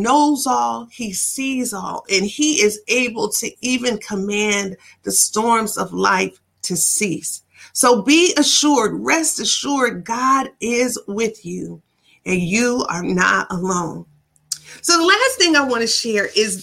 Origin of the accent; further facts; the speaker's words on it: Ann Arbor, Michigan, United States; when I was young in my hometown of Ann Arbor, Michigan